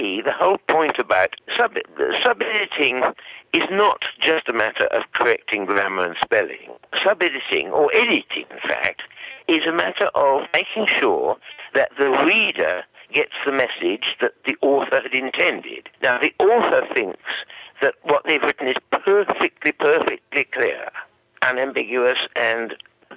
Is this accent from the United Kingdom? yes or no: yes; United Kingdom; first language English; moved away as an adult; now in Australia; at age 25, I moved from Britain to Australia